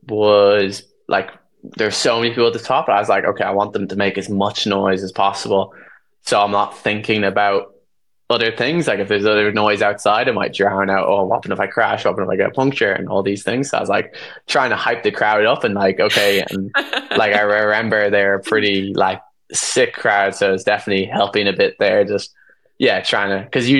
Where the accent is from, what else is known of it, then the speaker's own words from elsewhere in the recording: Ireland; being Irish